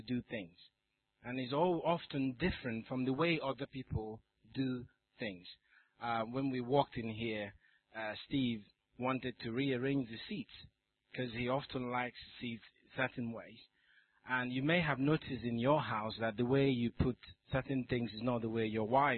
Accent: Nigeria; moved away; also born or lived in South Africa; Nigeria, where I come from

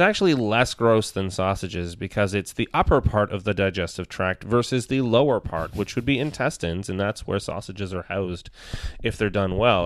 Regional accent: Toronto, Ontario, Canada; I was born and raised in Toronto.

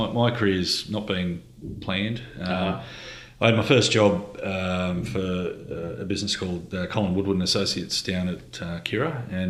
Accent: Gold Coast, Queensland, Australia; I say I'm from the Gold Coast with some trepidation because I certainly didn't fit culturally with the Gold Coast way of life.

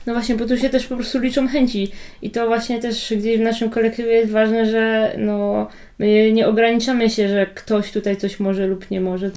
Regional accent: Poland; My jesteśmy jakby z Polski

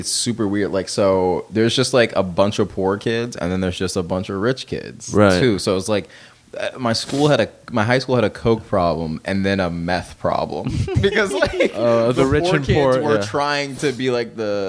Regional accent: Marietta, Georgia, United States; now in Los Angeles, United States; Because like actual Marietta is kind of a dump, and then like that's where I grew up

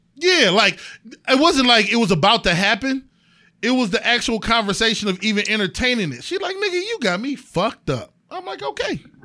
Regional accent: East Cleveland, Ohio, United States; also born or lived in Euclid, Ohio; I'm from fucking East Cleveland

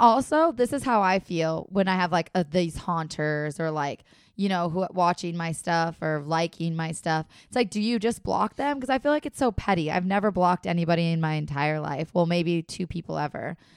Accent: Minnesota and Wisconsin, Upper Midwest, United States; accent: Minnesota/Wisconsin; That is how we talk in Minnesota and Wisconsin.

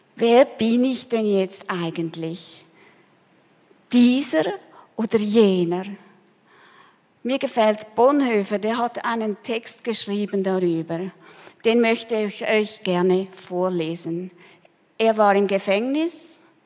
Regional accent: Switzerland; moved away as an adult; also born or lived in Peru; Als wir zurückkamen nach vielen Jahren, wir haben auch gemerkt, wir sind nicht Peruaner, aber wir sind auch keine richtigen Schweizer mehr.

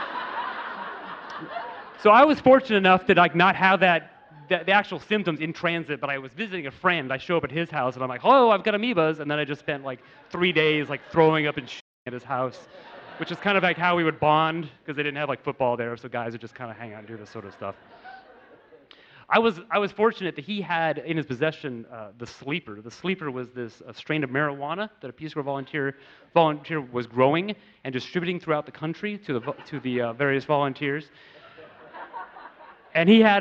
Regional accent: United States; growing up in America

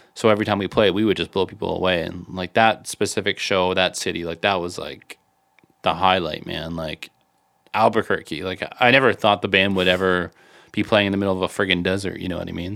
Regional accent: Canada; we're from Canada

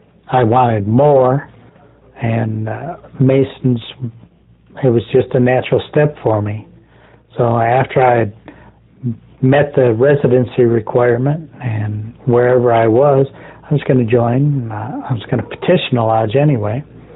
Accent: Oriental, North Carolina, United States; even though I was raised here in Oriental and the master wore a top hat, and he still does

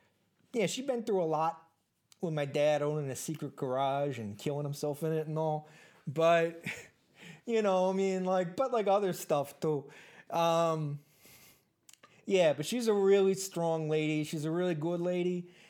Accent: United States; accent: Minnesota accent; I'm kind of an army brat, which is why my accent kind of goes back and forth between like a Minnesota accent and then like a really bad Chicago accent.

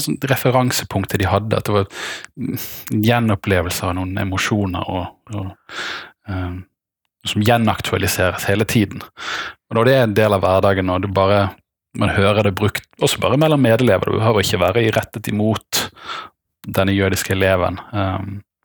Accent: Bergen, Vestland, Norway; moved away; also born or lived in Denmark; så er jeg bergenser av hjerte, men kanskje dansk av kultur

